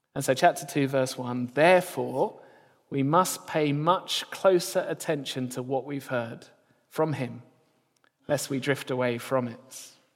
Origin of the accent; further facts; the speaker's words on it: near Gatwick, South East England, United Kingdom; I grew up near Gatwick, so we didn't see any stars down south